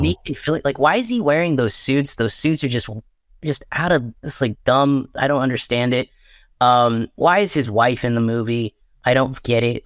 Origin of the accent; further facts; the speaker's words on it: Texas, United States; moved away; I'm, um, back home in my home state of Texas